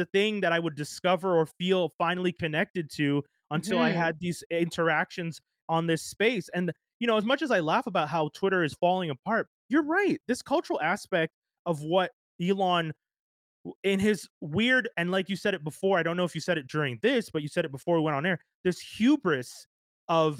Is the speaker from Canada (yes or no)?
yes; Quebec, Canada; as a black man growing up in Canada, in Quebec